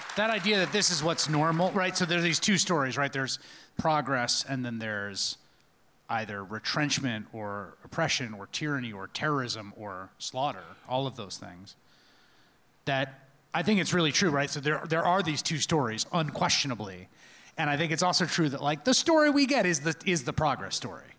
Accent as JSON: {"language": "English", "town": "New York City", "region": "New York", "country": "United States", "said": "a New Yorker of the nineteen eighties"}